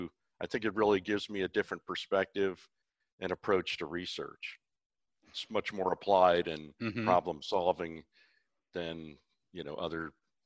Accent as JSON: {"language": "English", "town": "Brown Deer", "region": "Wisconsin", "country": "United States", "tie": "born or raised there", "also_born_or_lived": "North Carolina / Missouri", "moved": "as an adult", "said": "when I was about 10, I traveled with the family along the caravan trails from North Carolina to Brown Deer, Wisconsin."}